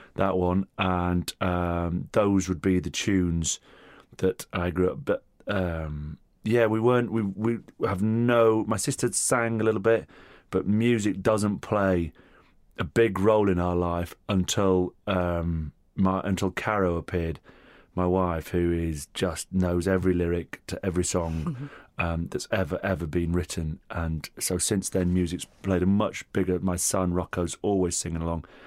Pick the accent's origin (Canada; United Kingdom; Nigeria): United Kingdom; Hurst Green, North West England; first language Italian; also born or lived in Rome, Italy; Little village called Hurst Green, um, about three quarters of a mile from a school that my mother and father both taught at, which was Stonyhurst College